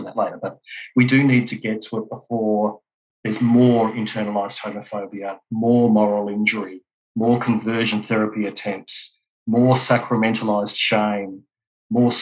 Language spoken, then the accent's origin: English; Australia; I'm also Australian.